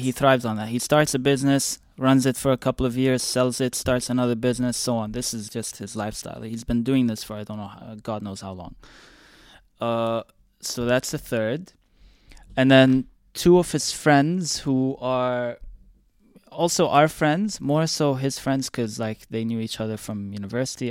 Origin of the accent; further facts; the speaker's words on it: Dubai, United Arab Emirates; I was born and raised here in Dubai